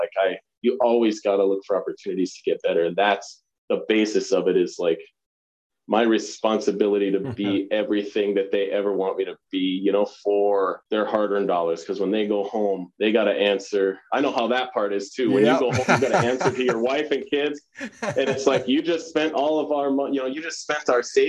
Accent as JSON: {"language": "English", "town": "Pelican", "region": "Midwest", "country": "United States", "tie": "born or raised there", "said": "where we grew up in Pelican, like, and I can so easily bring myself back there, like, around town in a community like that, a small town Midwest community"}